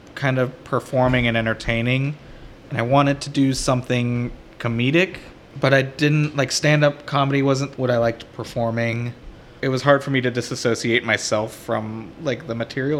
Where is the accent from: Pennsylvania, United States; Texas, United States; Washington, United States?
Texas, United States; Houston; growing up in Houston